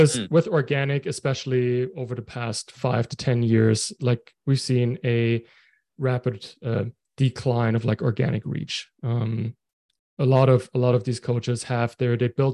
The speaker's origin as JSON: {"language": "English", "country": "Germany", "moved": "as an adult", "lives_now": "Halifax, Canada", "said": "I'm from Germany, living in Canada right now."}